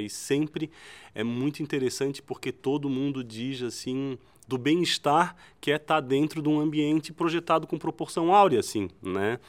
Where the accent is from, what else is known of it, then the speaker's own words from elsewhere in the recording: Florianópolis, Santa Catarina, Brazil; Florianópolis, né? Da onde eu, onde eu nasci e me criei